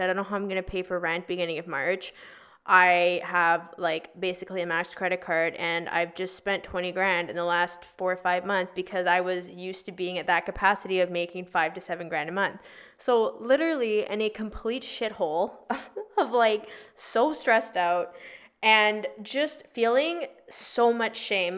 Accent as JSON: {"language": "English", "town": "Victoria", "region": "British Columbia", "country": "Canada", "also_born_or_lived": "Toronto / Vancouver", "moved": "as an adult", "said": "I'm originally from Victoria"}